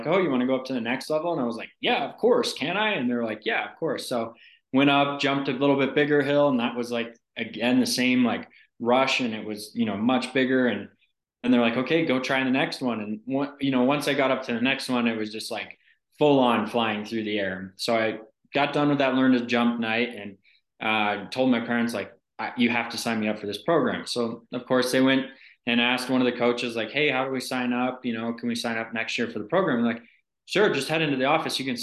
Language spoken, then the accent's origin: English; Steamboat Springs, Colorado, United States; I grew up in Steamboat, Colorado